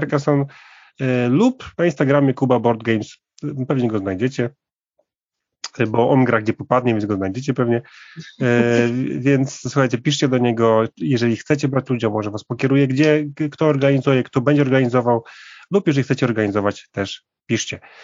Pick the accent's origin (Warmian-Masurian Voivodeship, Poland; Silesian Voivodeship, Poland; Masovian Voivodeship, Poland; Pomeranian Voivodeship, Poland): Warmian-Masurian Voivodeship, Poland; moved away; ja trochę jestem z, z tamtych okolic, jestem z Warmii